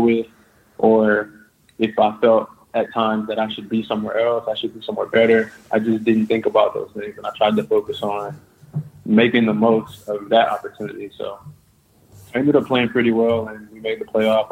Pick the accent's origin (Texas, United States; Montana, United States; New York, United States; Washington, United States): Texas, United States; Houston; moved away as an adult; now in Russia; I'm from Houston